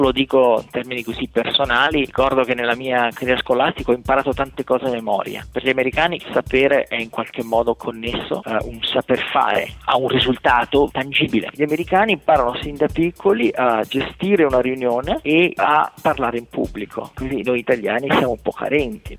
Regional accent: Tione di Trento, Trentino-Alto Adige, Italy; moved away as an adult; also born or lived in Israel / Germany; now in San Francisco, United States; Sono cresciuto a Tione, ho fatto il liceo scientifico

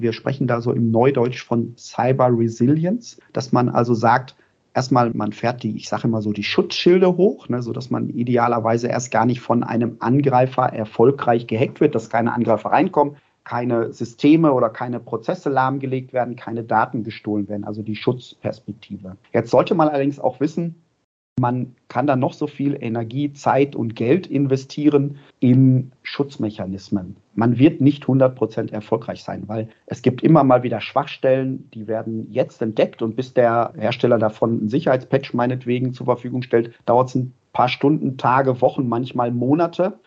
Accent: Ruhr area, North Rhine-Westphalia, Germany; ich komme aus dem Ruhrpott

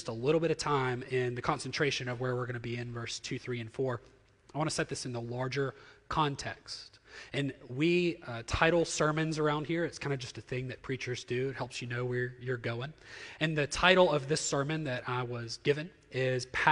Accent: Jackson, Mississippi, United States; So I'm thoroughly from here. I grew up in the Jackson Metro and have spent all my life here.

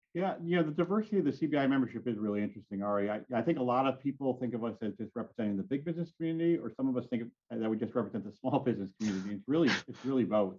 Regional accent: Southington, Connecticut, United States; also born or lived in Durham, Connecticut; I'm born and raised in Southington

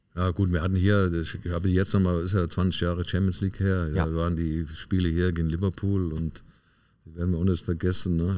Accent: Westerwald, Germany; moved away; also born or lived in Leverkusen; Ich bin dann in meine Heimat, da äh, Westerwald, noch gegangen

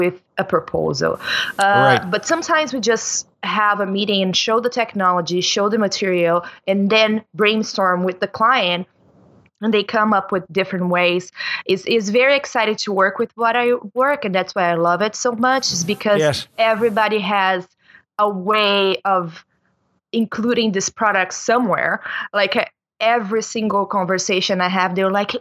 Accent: Rio Grande do Sul, Brazil; English is a second language; moved away as an adult; now in Toronto, Canada; I'm from the south of Brazil. I'm from borderline Argentina. So it's a state called Rio Grande

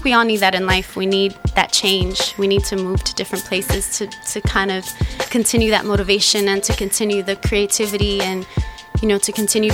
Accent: Chicago, Illinois, United States; moved away as an adult; also born or lived in London; now in New York City, United States; born and raised in Chicago

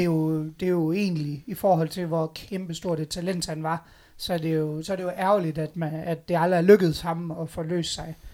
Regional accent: Aalborg, North Denmark Region, Denmark; der er vi jo Aalborgenser, og vi er nordjyder

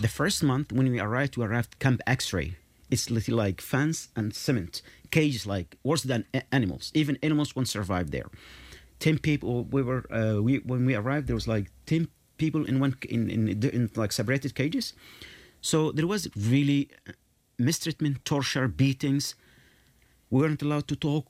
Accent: Yemen; moved away; I'm from Yemen.

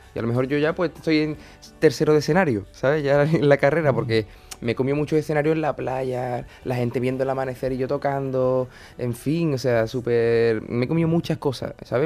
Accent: Puerto Real, Andalusia, Spain; moved away; also born or lived in Cádiz; La gente de Puerto Real, que es de donde yo soy

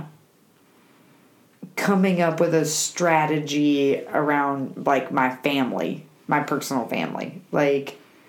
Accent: Alabama, United States; I'm from Alabama.

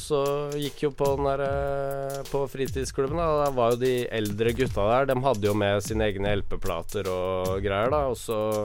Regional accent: Våler, Østfold, Norway; also born or lived in Moss; now in Oslo, Norway; der jeg kommer fra, som er, he, ikke er Moss, men uh, Våler

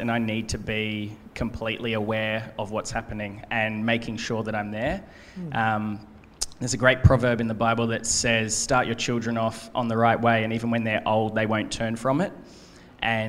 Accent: Gold Coast, Queensland, Australia; also born or lived in United States; On the Gold Coast. I was born here, raised here.

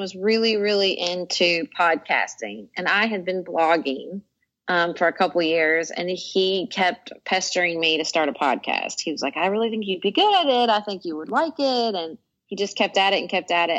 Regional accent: Paducah, Kentucky, United States; moved away as an adult; also born or lived in Washington, D.C.; moving back to my hometown of Paducah, Kentucky in 2009

